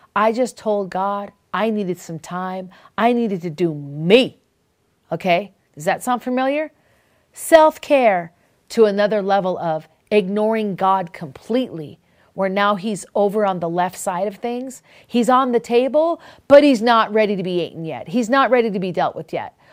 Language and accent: English; Minnesota, Wisconsin, Midwest, United States; When I was a little girl, I grew up in Minnesota in Wisconsin, and I remember we lived on several different farms